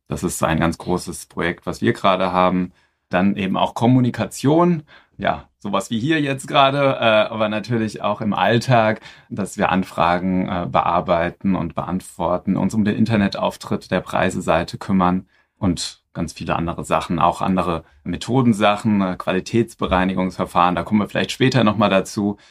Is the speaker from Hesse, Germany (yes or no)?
yes; Frankfurt am Main, Hesse, Germany; also born or lived in Berlin / Mainz; komme aus Frankfurt am Main, äh, nicht weit von hier. Dort bin ich geboren und inzwischen lebe ich da auch wieder.